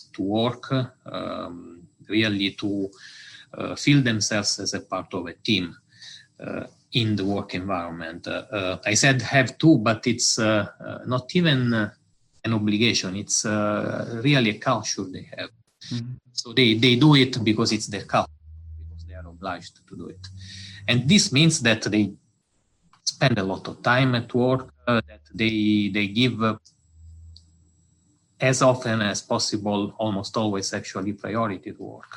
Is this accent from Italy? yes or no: yes; Italy; accent: Italian; English is a second language; moved away as an adult; also born or lived in Osaka, Japan; now in Delft, Netherlands; I'm Italian, as it is probably easy to understand from my English accent